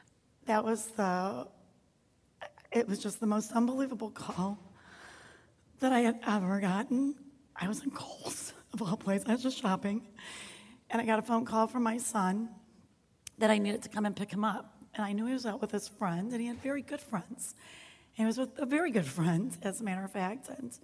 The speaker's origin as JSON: {"language": "English", "town": "St. Louis", "region": "Missouri", "country": "United States", "said": "We're not from here. We're from St. Louis, Missouri area. And when we moved up here, we had just us, but Western New York is so great, so we soon made tons of friends, good friends, family friends."}